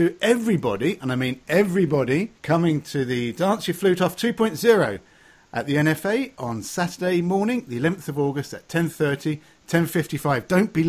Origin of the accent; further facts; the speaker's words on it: England, United Kingdom; I'm old and I'm English